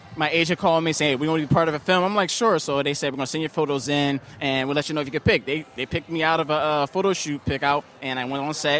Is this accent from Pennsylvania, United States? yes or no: yes; Philadelphia, Pennsylvania, United States; Mount Airy, and I went to Northeast High School.